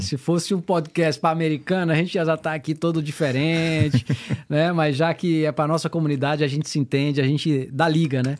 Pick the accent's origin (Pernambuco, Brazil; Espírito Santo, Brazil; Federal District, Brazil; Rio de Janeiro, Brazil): Federal District, Brazil; Brasília; moved away as an adult; now in United States; Eu sou de Brasília, natural de Brasília, tenho 45 anos